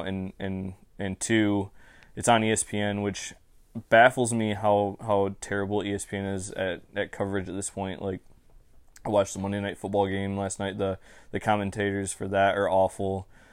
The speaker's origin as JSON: {"language": "English", "region": "Michigan", "country": "United States", "said": "I'm from the state of Michigan."}